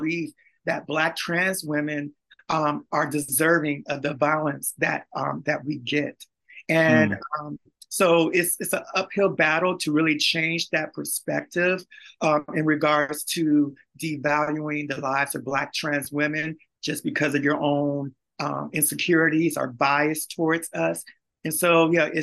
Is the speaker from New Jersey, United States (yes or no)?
no; Beaumont, Texas, United States; I'm also from Beaumont, Texas